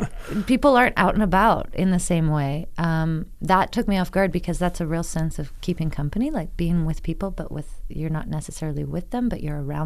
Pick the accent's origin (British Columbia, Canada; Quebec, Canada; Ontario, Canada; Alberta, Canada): Ontario, Canada; Toronto; now in Elgin County, Canada; I know myself as a Toronto person.